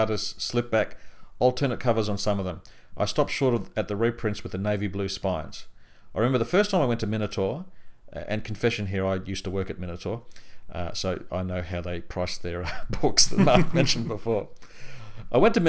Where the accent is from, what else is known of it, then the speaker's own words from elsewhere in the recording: country Victoria, Australia; when I was living in country Victoria, the only really real place to get the books was either at my school library